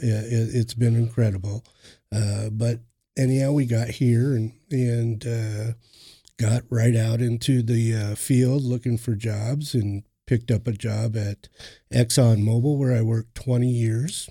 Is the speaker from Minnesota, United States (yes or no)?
yes; Cannon Falls, Minnesota, United States; moved away as an adult; now in Oklahoma, United States; I'm originally from Minnesota, Cannon Falls, Minnesota. I was, uh, raised during my adolescence there.